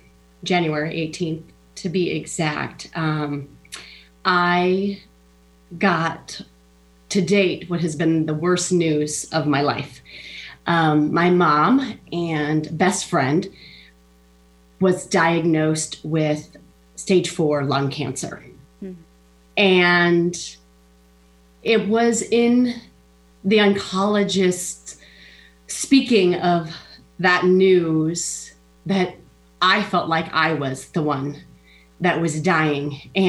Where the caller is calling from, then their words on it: Des Moines, Iowa, United States; I'm in Iowa, Des Moines, Iowa.